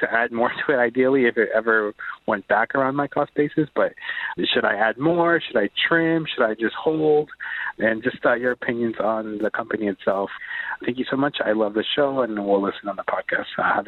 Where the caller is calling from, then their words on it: Virginia, United States; I'm calling from Virginia.